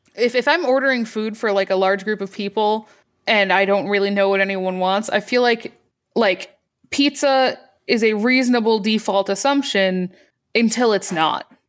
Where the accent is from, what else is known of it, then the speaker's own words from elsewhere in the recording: Michigan, United States; also born or lived in Boston; now in Virginia, United States; I grew up in Michigan and then lived in, in, in Boston